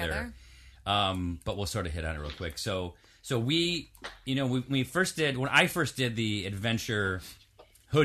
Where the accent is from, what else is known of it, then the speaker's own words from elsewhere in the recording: Syracuse, New York, United States; I grew up in New York, in Syracuse, New York